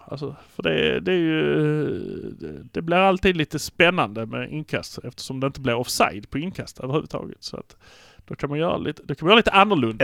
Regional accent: Malmö, Skåne, Sweden; vi är från Malmö

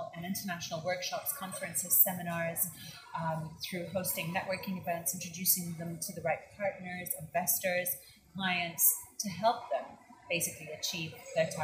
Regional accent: Dubai, United Arab Emirates; also born or lived in Switzerland; I'm originally Lebanese, born and brought up in Dubai.

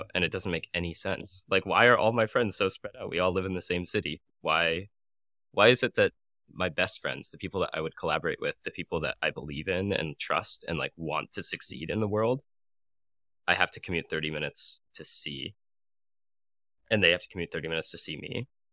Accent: Arizona, United States; moved away as an adult; also born or lived in San Francisco; now in New York, United States; I moved to San Francisco and then I moved to New York from Arizona, which is my hometown

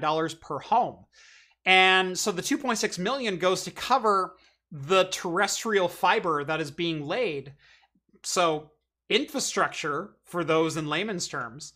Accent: United States; I'm an American

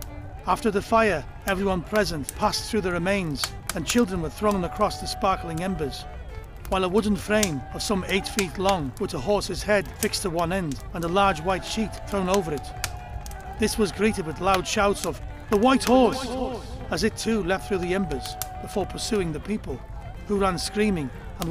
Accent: County Mayo, Ireland; Some of my fondest memories from growing up in Mayo are of bonfire night. I remember the whole community used to come together.

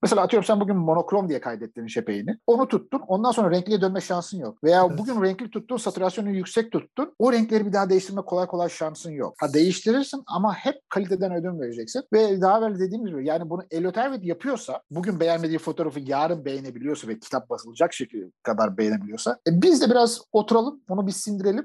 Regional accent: Turkey; moved away; yurt dışında yaşayan bir Türk olarak

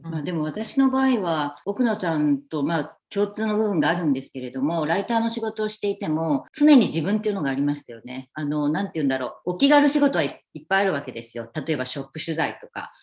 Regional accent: Kyushu, Japan; moved away as an adult; also born or lived in Tokyo, Japan; now in Chiang Mai, Thailand; 私は九州出身

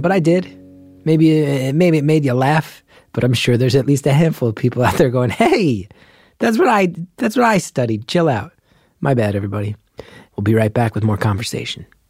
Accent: New Jersey, United States; growing up in Jersey

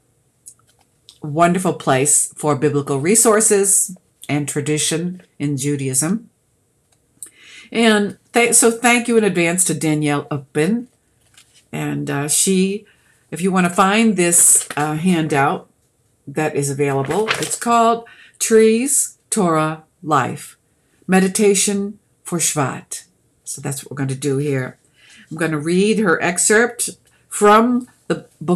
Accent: Boston, Massachusetts, United States; accent: Bostonian; moved away as an adult; also born or lived in Georgia; I'm from Boston because I said Florida. We put an R on the end of words that aren't there

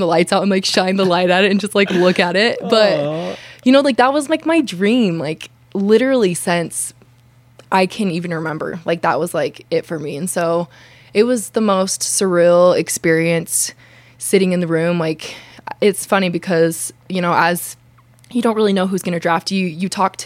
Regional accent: Kaysville, Utah, United States; growing up in Kaysville, Utah

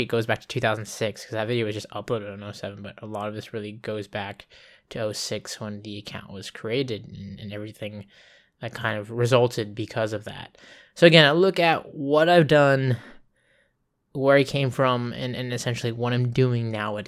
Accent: Okinawa, Japan; born there; also born or lived in California; we were moving back to where I was born in Okinawa, Japan.

